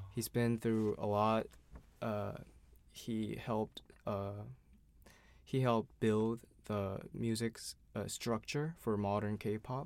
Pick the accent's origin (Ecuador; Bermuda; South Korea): South Korea; Seoul; I'm an artist from Seoul, South Korea